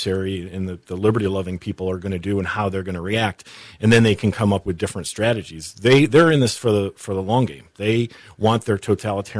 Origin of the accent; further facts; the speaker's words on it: New England, United States; I grew up in New England